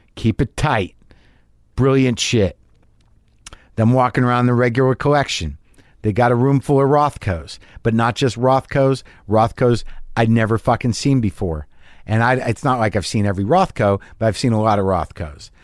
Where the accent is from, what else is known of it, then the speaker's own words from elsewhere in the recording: United States; I'm an American abroad